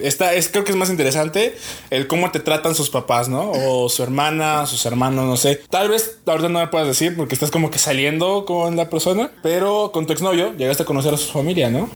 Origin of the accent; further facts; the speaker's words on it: Querétaro, Mexico; soy de aquí de Querétaro